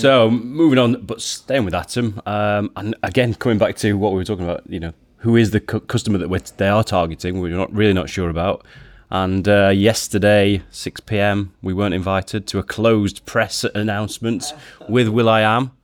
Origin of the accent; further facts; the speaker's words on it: Yorkshire and the Humber, United Kingdom; I'm from Yorkshire